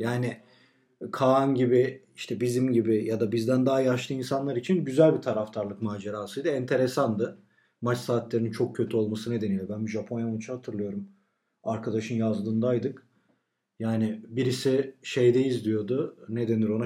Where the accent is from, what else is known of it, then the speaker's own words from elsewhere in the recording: Turkey; ben Türk'üm